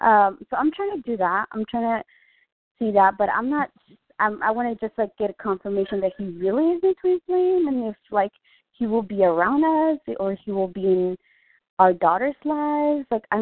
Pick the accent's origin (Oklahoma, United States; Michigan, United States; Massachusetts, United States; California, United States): California, United States; Vista; Oh, I'm from Vista, California.